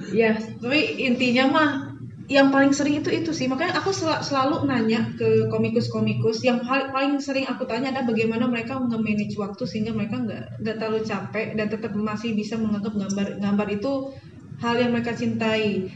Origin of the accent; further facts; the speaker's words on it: Palembang, South Sumatra, Indonesia; moved away; also born or lived in Bandung; aku dari, asalnya dari Palembang